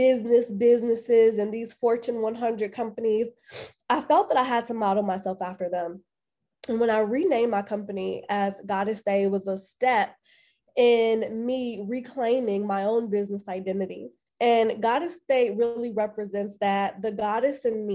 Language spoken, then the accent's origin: English; Chicago, Illinois, United States; I am born and raised on the south side of Chicago